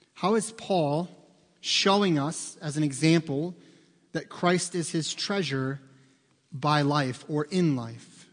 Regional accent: United States; as an American

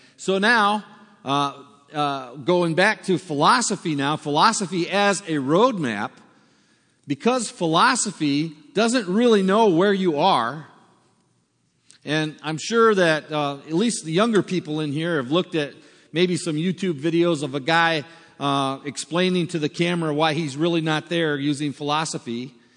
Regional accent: United States; moved away as an adult; also born or lived in South Africa; we're from America

